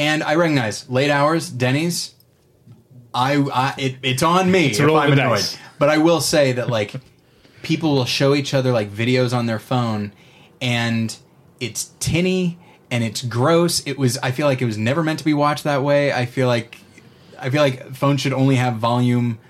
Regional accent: California, United States; I grew up in California

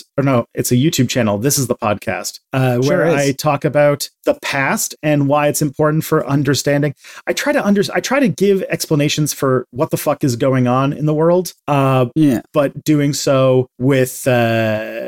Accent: Canada; I'm Canadian

